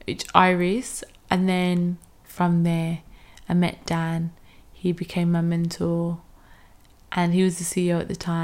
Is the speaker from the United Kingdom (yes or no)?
yes; Birmingham, West Midlands, United Kingdom; moved away as an adult; now in London, United Kingdom; I'm originally from Birmingham